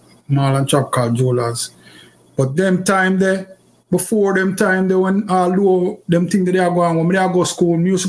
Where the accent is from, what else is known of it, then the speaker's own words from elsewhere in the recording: Kingston, Jamaica; I grew up in Kingston. I'm from actually Kingston